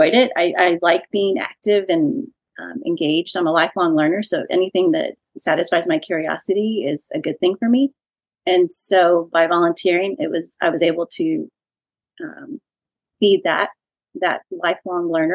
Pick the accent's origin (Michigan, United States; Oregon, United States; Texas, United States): Texas, United States; San Antonio; also born or lived in California / Dallas-Fort Worth, Texas; I am a native Texan. I grew up in San Antonio, went to college in California, and then my husband and I, fiance at the time, came back to Texas